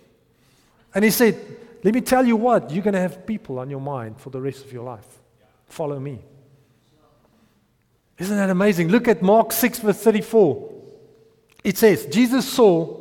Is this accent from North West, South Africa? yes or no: yes; Potchefstroom, North West, South Africa; I grew up in Potchefstroom